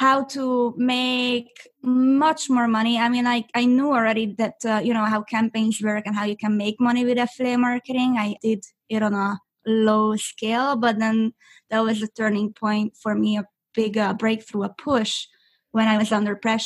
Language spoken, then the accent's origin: English; Budapest, Hungary; English is a second language; also born or lived in Orange County, California; now in California, United States; I'm originally from Budapest, Hungary. I was born and raised there